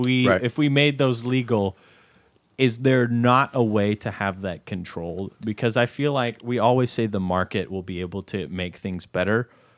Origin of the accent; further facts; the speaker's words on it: Conway, Arkansas, United States; I'm from Conway.